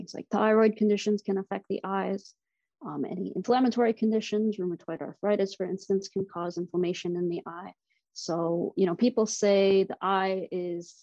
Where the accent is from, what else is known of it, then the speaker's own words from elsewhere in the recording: Durham Region, Ontario, Canada; also born or lived in Toronto / Boston; I was born and raised in Durham region.